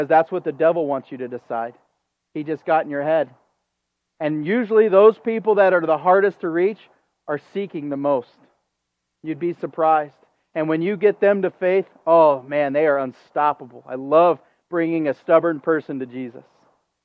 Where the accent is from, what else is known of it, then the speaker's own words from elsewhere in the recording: United States; as an American